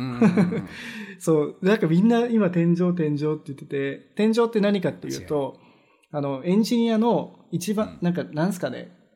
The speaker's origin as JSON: {"language": "Japanese", "country": "Japan", "moved": "yes", "lives_now": "Vancouver, Canada", "said": "僕らみたい、日本人の人"}